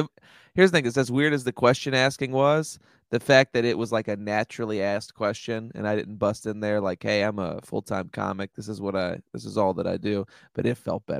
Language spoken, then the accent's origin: English; Washington, District of Columbia, United States; moved away; And I was like, DC.